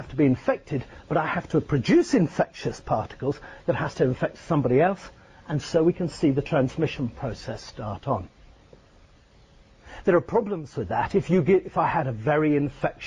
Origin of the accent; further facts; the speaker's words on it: Scotland, United Kingdom; moved away; my hometown up in Scotland.